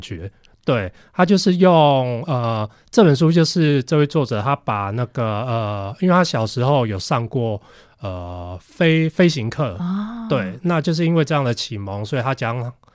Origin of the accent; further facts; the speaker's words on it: Taiwan; 跟那个我们台湾人常常就是每年夏天都会碰到的台风